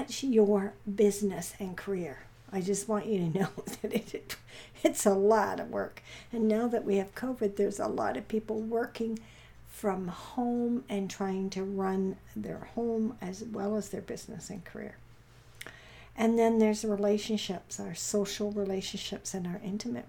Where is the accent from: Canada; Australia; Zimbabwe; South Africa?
Canada; Vancouver, British Columbia; we're from Vancouver, I am anyways